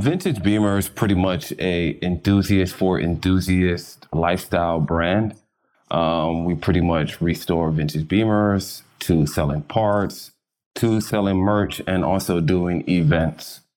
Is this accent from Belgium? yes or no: no; London, United Kingdom; now in Los Angeles, United States; I was born in London